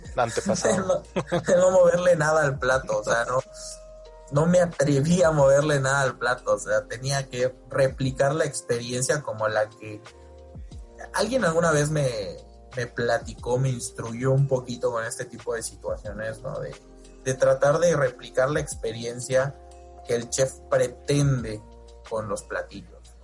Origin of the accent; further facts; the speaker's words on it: Yucatán, Mexico; yo soy yucateco